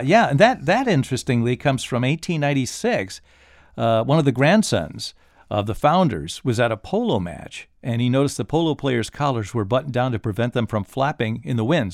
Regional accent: Michigan, United States; moved away; we both lived there y, in our younger years

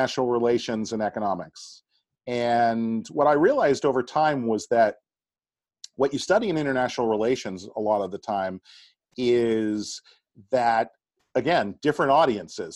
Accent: Boston, Massachusetts, United States; I grew up in the Boston area.

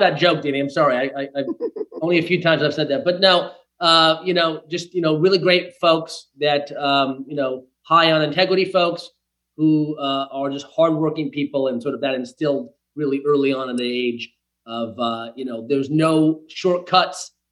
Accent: Bristol, Rhode Island, United States; now in Los Angeles, United States; a little village in Rhode Island called uh, Bristol. And so that's where I was born and raised

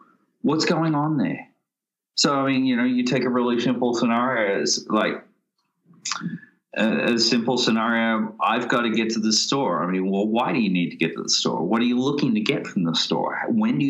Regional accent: Australia; accent: Australian; moved away

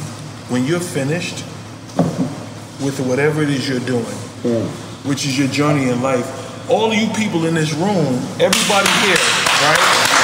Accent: New York, United States; But you're from Miami. We're from New York.

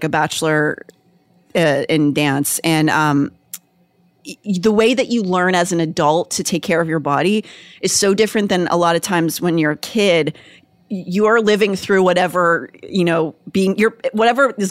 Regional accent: Pittsburgh, Pennsylvania, United States; Pittsburgh is an Appalachian town. I grew up there

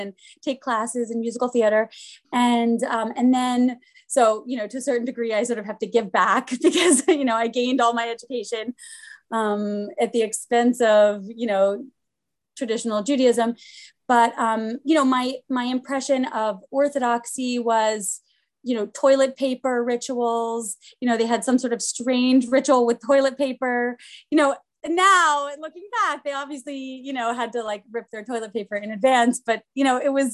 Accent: Pittsburgh, Pennsylvania, United States; moved away; also born or lived in Boston; I am from Pittsburgh and grew up conservative, actually at the Tree of Life Synagogue

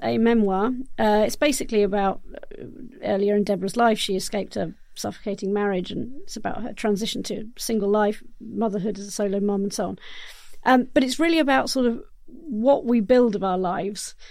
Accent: South Oxfordshire, South East England, United Kingdom; Area where I grew up in South Oxfordshire, quite rural

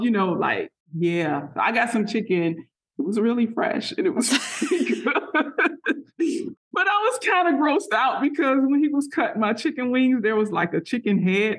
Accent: Florida, United States; I grew up in South Florida. And so I grew up eating mangoes as a kid, like all summer long.

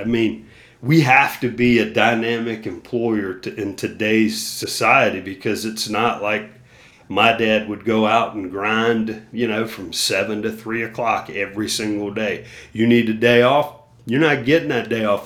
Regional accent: Myrtle Beach, South Carolina, United States; my hometown, or close to my hometown in Myrtle Beach

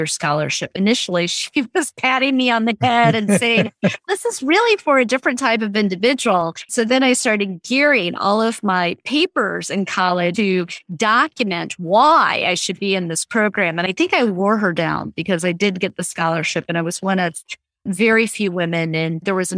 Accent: Southern Virginia, United States; I grew up in Southern Virginia

